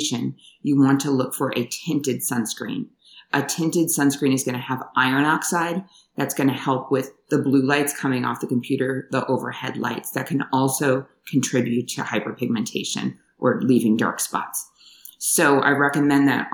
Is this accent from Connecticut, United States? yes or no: no; New York, United States; moved away as an adult; also born or lived in Washington, D.C. / Hawaii / California / Thailand; I grew up in New York, trained in upstate New York